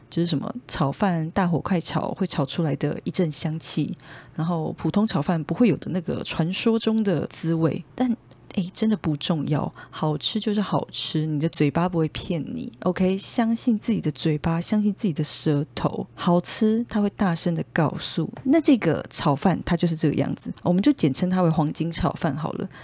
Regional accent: Taipei, Taiwan; 因为我从小到大基本上一路都是在内湖生长，算是 土生土长的内湖人， 从还在妈妈肚子里的时候，一直到大学毕业，都是内湖人。 那想当然，呃，我们从小的生活圈就是都在内湖，加上国小开始，我们就是一路在补习班里面长大

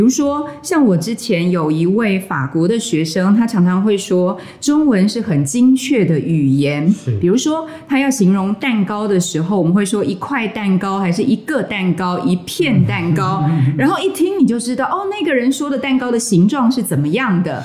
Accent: Taiwan; 其实因为我自己从小就说这两种语言呢、国语跟台语。那我跟我的父母或长辈说话的时候会用台语。

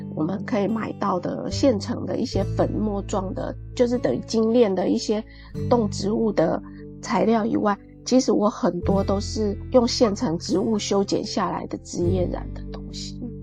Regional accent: Puli, Nantou County, Taiwan; moved away; 我小时候是住在那种埔里那种很乡下的地方，周围都是山的盆地里面

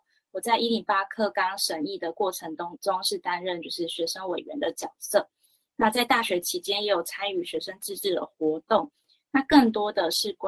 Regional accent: Lukang, Changhua County, Taiwan; 那我是来自彰化鹿港。然后是个台越混血儿，

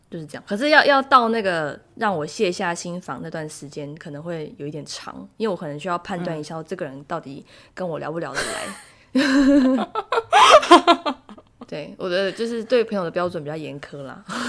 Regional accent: southern Taiwan, Taiwan; moved away as an adult; now in South Korea; 我是台湾人，然后我在韩国工作定居，然后住在这里

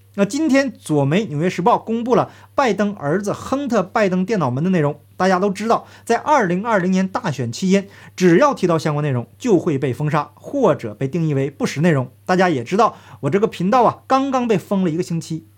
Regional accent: Northeast China, China; 我个人呢，也是东北人，他们的罪行就发生在我的家乡

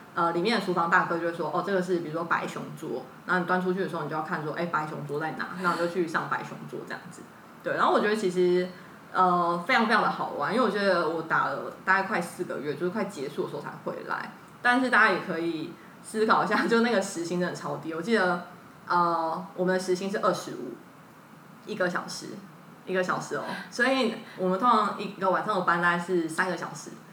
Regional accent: Taiwan; 那时候我是台湾人嘛，所以就到清迈打工

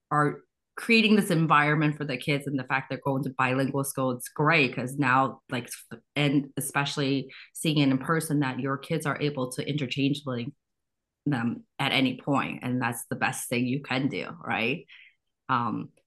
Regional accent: Midwest, United States; I grew up in the Midwest

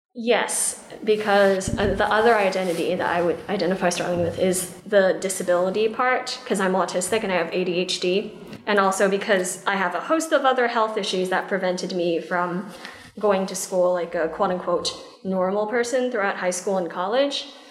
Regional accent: New Haven, Connecticut, United States; I'm a New Haven native

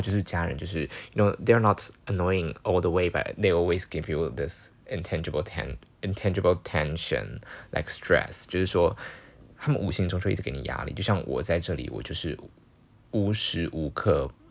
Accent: Taiwan; first language Chinese; 台湾就有不止一种语言是我们的，在台湾人所使用的语言

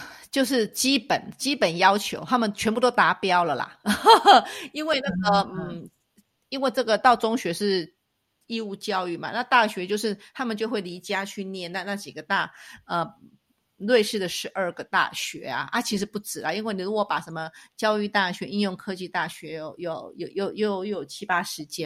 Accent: Taipei, Taiwan; now in Switzerland; 那我们来看看我们的台北

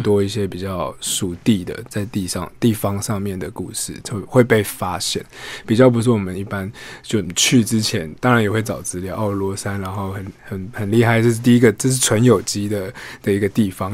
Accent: Taipei, Taiwan; 我本身是台北的，呃，孩子

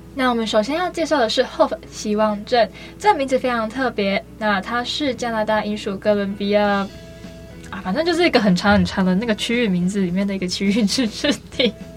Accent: Taiwan; 我们身为台湾人

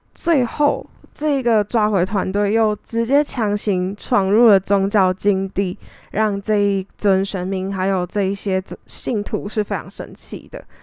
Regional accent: Taiwan; 就毕竟我在台湾长大

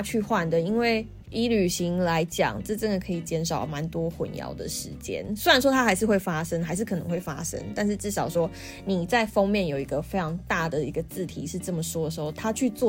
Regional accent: Taiwan; 我不是中国人，我是台湾人

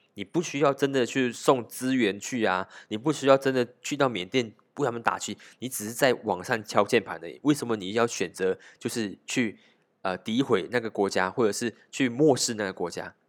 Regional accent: Malaysia; 我们马来西亚人面对疫情的心态

